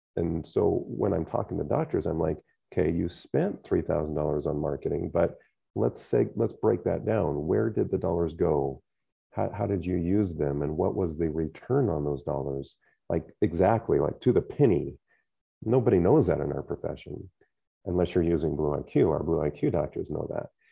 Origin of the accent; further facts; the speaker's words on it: United States; growing up in the Quad Cities